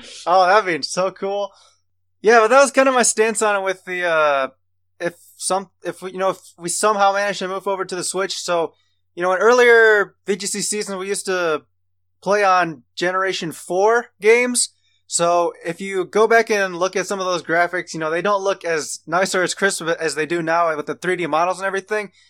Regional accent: United States; we're all from Amer-, from America

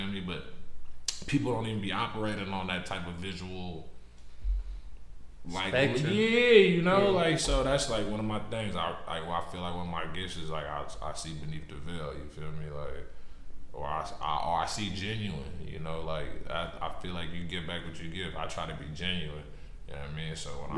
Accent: New York, United States; I was born in New York. But I was raised, I was born, like, in New York.

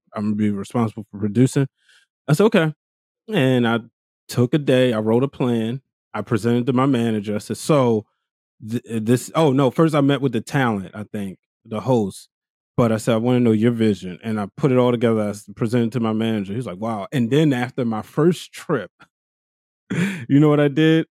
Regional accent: Baltimore, Maryland, United States; I'm from East Baltimore

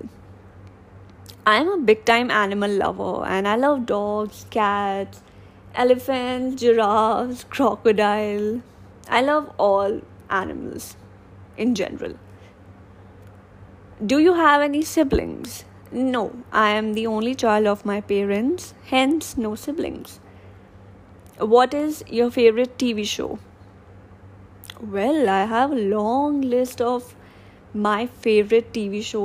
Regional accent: Delhi, India; I am from Delhi and I'm 24 years old.

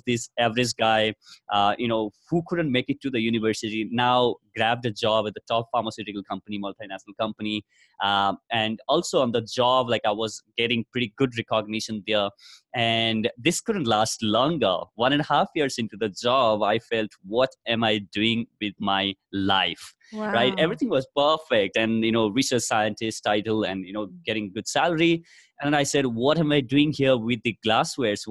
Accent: Nepal; moved away as an adult; now in India; I come from Nepal

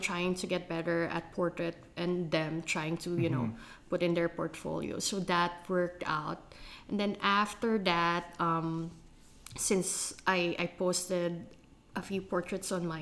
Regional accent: Philippines; growing up in the Philippines

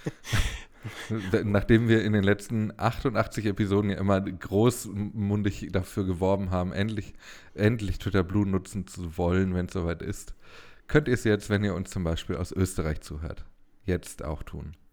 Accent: Ruhr area, North Rhine-Westphalia, Germany; ich bin ja ein Kind des Ruhrgebiets

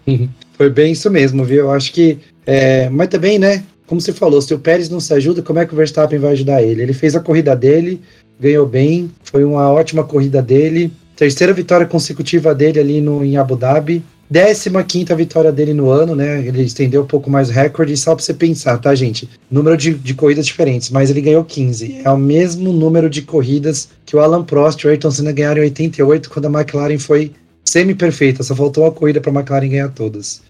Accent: Brazil; a gente é brasileiro

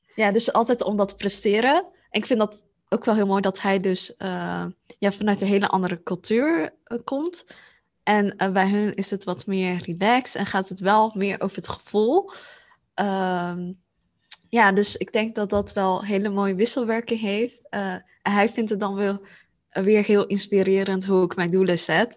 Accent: Netherlands; ik ben Aziatisch, heb mijn Aziatische roots, maar ik ben hier geboren in Nederland

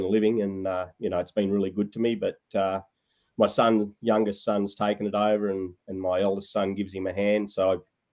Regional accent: TSS, Queensland, Australia; also born or lived in Western Australia; I went to boarding school from grade three. I was born in West Australia, actually, and went over to school at TSS there through to my senior year.

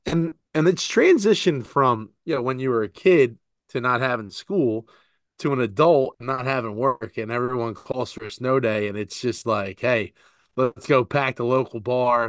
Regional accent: Philadelphia, Pennsylvania, United States; I was born in Philadelphia.

